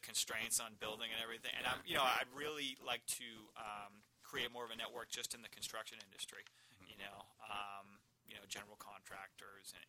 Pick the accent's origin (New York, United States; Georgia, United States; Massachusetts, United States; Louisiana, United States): Massachusetts, United States; Marshfield; I was raised in Marshfield